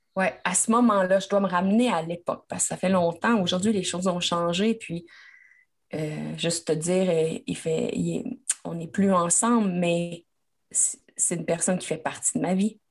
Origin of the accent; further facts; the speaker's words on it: Quebec, Canada; moi, je suis québécoise.